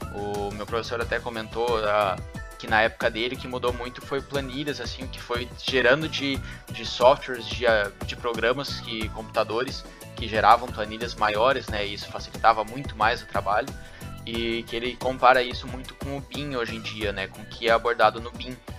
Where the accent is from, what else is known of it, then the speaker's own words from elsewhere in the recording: Capão da Canoa, Rio Grande do Sul, Brazil; eu sou de Capão da Canoa